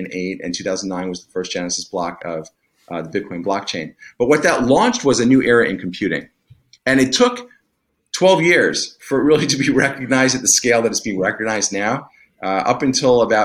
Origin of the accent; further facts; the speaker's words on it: East Coast, United States; moved away; I grew up in the East Coast